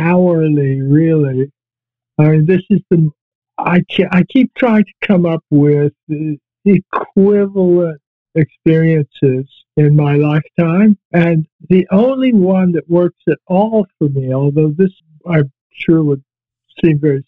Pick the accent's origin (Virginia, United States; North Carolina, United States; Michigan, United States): Virginia, United States; moved away as an adult; also born or lived in Toronto, Canada / Vancouver, Canada; I had gone to Toronto from my hometown in Virginia